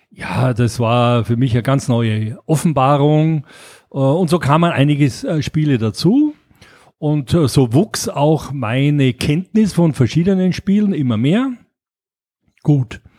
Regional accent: Graz, Styria, Austria; moved away as an adult; now in Munich, Germany; ich bin ja in Graz in Österreich aufgewachsen und äh, habe äh, da das mitbekommen, äh, dass das Spielen äh, Spaß macht. So mit 20 bin ich dann nach München gegangen

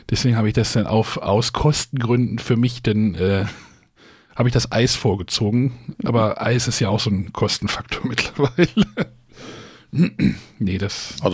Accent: Braunschweig, Lower Saxony, Germany; ich komme aus Braunschweig, hab mich schon gewundert, warum die Züge so voll waren.

